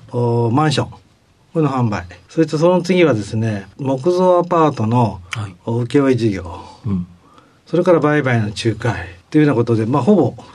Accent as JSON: {"language": "Japanese", "town": "Funabashi", "region": "Chiba", "country": "Japan", "said": "千葉県の船橋市です。"}